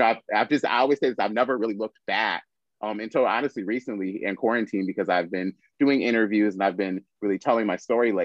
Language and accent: English; Lansing, Michigan, United States; moved away as an adult; now in Chicago, United States; back in Lansing, Michigan, where I'm from, because I'm originally from Lansing, Michigan